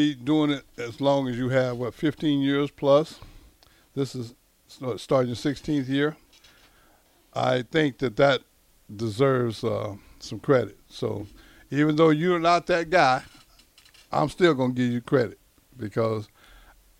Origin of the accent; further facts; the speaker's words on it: Texas, United States; moved away; also born or lived in Nebraska; I'm from Texas